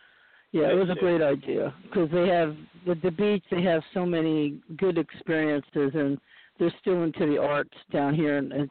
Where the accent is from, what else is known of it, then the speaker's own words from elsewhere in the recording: Boston, Massachusetts, United States; born there; also born or lived in New York / California; I was born in Boston, and then we lived in New York for a while. So then we came to California.